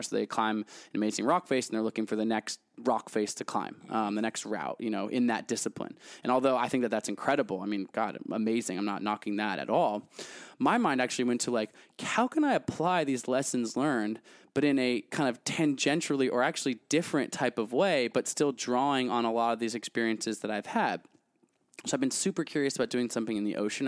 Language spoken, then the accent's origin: English; United States; I'm American